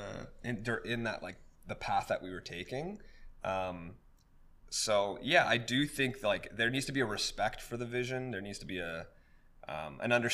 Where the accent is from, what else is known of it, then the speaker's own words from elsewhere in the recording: Vancouver, British Columbia, Canada; we grew up in the Vancouver dance community